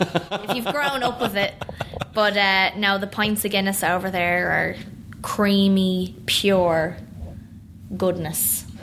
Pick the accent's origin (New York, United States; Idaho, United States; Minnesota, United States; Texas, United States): New York, United States; born there; I mean, I was born in New York.